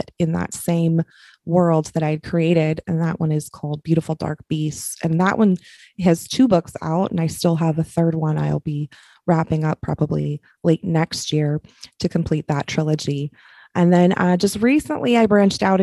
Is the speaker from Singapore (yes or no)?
no; California, United States; I'm from California